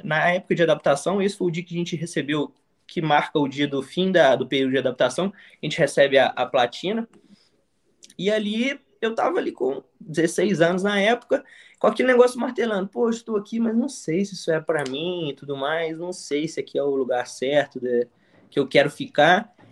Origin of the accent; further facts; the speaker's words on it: São João del Rei, Minas Gerais, Brazil; also born or lived in interior of Rio de Janeiro; now in Rio de Janeiro, Brazil; sou do interior de, de Minas Gerais, uma cidade chamada São João del Rei. Uma cidade bem tranquila, então sempre foi aquele menino de soltar pipa na rua